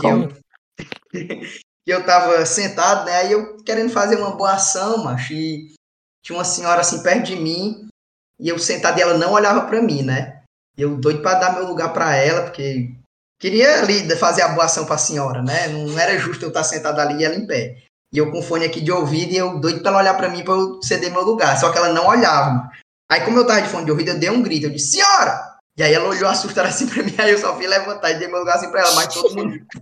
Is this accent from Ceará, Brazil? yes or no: yes; Ceará, Brazil; moved away; also born or lived in Fortaleza; sou do interior